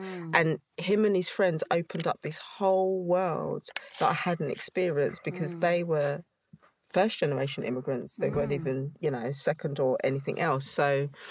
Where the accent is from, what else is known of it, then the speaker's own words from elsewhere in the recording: London, United Kingdom; I grew up in East London